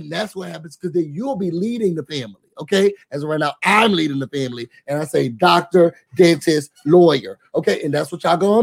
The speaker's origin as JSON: {"language": "English", "town": "Rochester", "region": "New York", "country": "United States", "moved": "yes", "said": "back where I'm from in Rochester"}